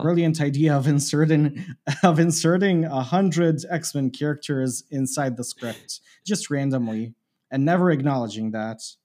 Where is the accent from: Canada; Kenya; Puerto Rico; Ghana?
Canada; I grew up in Canada.